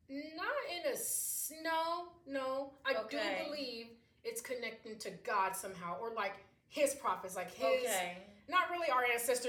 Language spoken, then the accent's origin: English; Jamaica; because I'm Jamaican